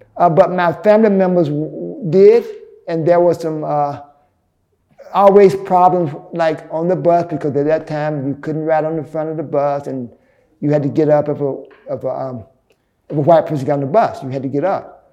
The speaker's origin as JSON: {"language": "English", "town": "Birmingham", "region": "Alabama", "country": "United States", "tie": "born or raised there", "moved": "as an adult", "lives_now": "New York, United States", "said": "I grew up in Birmingham, Alabama. So in 1983, I moved here to New York"}